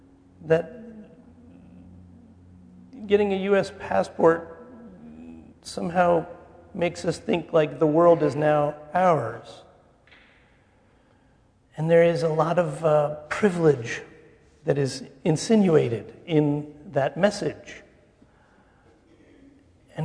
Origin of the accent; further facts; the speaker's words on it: New Jersey, United States; I was born in New Jersey at the Pascack Valley Hospital